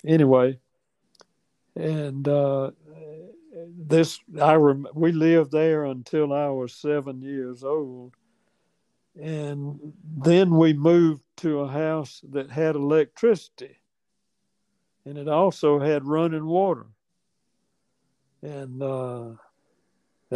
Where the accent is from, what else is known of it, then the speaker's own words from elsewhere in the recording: Attapulgus, Georgia, United States; I was born in Attapulgus